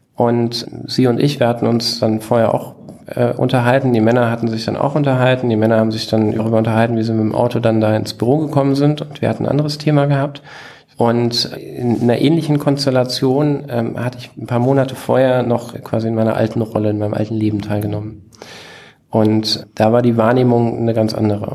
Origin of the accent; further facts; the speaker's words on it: Bruchköbel, Hesse, Germany; moved away as an adult; also born or lived in Hanau / Aschaffenburg; ich bin in Hanau geboren und in Bruchköbel. Das ist dieser zwanzigtausend Seelenort in der Nähe von Frankfurt, ähm, groß geworden